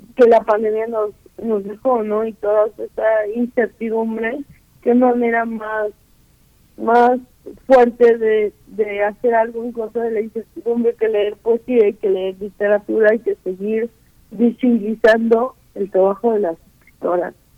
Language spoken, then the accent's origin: Spanish; Guerrero, Mexico; yo soy de Guerrero